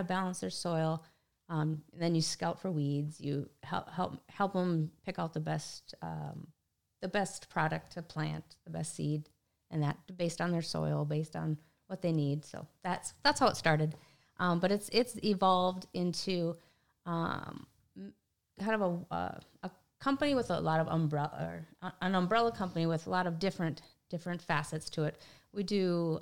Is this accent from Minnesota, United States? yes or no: yes; Willmar, Minnesota, United States; I'm from Wilmer, Minnesota area